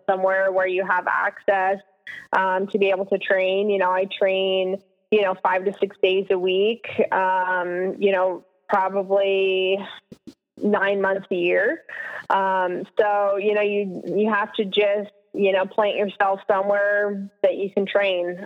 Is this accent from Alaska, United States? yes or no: yes; Alaska, United States; moved away; growing up in Alaska